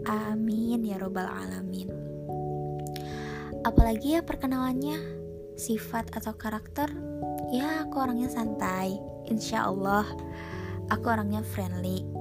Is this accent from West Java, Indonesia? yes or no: yes; Bandung, West Java, Indonesia; Walaupun aku keturunan Jawa, tetapi aku dibesarkan di kota Bandung.